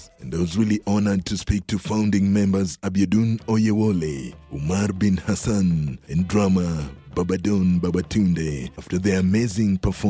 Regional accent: Kenya; now in Reno, United States; Because I came from Kenya, and the first thing that I did here in Reno was homeless reporting.

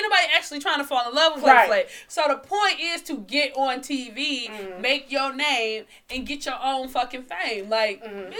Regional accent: Detroit, Michigan, United States; I'm from Detroit.

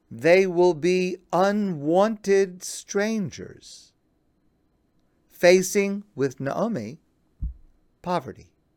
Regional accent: United States; I am an American, and I love my country, the United States

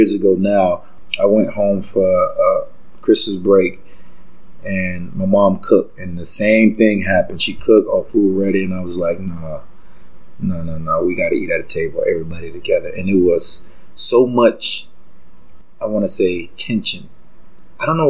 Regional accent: Gainesville, Florida, United States; moved away as an adult; now in Toronto, Canada; I was born and raised in Gainesville, Florida

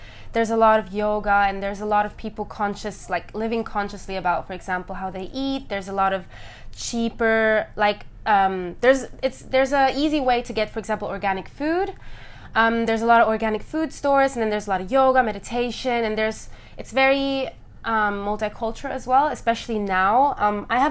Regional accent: Berlin, Germany; also born or lived in London, United Kingdom / Guyana; I was born in Berlin, so I'm German.

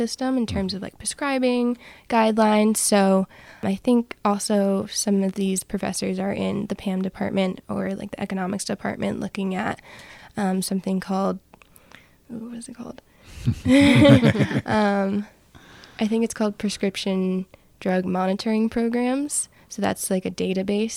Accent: New Jersey, United States; moved away; I'm originally from New Jersey

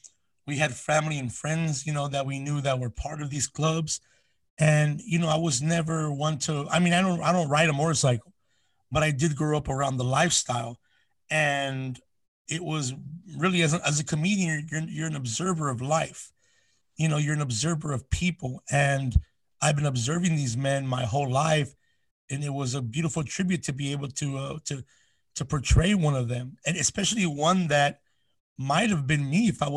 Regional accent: Southeast Los Angeles County, California, United States; I'm from the area we call Sela, SELA, which is Southeast Los Angeles County

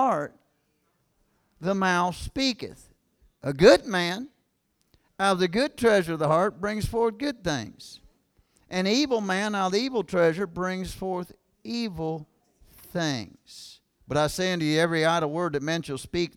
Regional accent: Kentucky, United States; I'm from Kentucky, man. I'm talking about small town. I'm talking about country boys and country school and all that stuff

